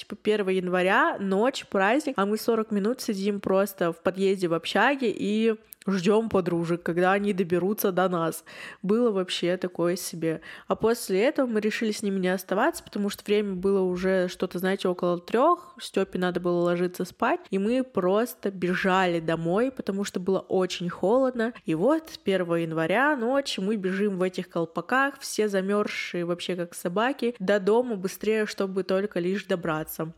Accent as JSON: {"language": "Russian", "town": "Yekaterinburg", "region": "Sverdlovsk Oblast", "country": "Russia", "said": "я из Екатеринбурга"}